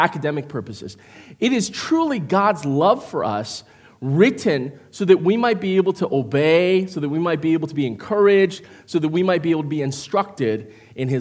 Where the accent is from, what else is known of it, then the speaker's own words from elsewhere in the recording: Midwest, United States; I come from the Midwest, and so growing up with white people all my life